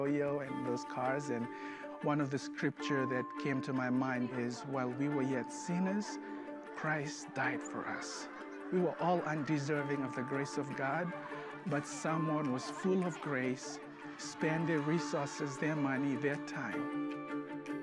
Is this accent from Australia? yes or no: no; Fiji; moved away; I'm originally from the Fiji Islands.